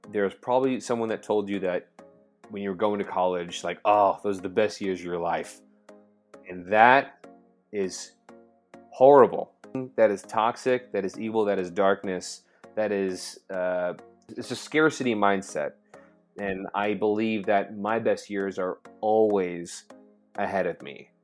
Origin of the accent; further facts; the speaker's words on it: Orange County, California, United States; I grew up in Orange County, California